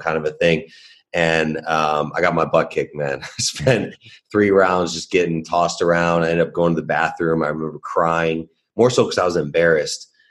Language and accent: English; Chicago, Illinois, United States; I was born and raised in Chicago